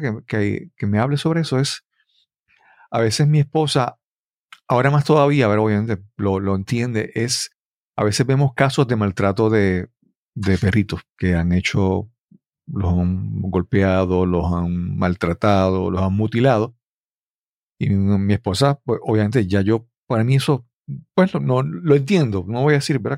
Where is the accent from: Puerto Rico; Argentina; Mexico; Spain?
Puerto Rico; como puertorriqueños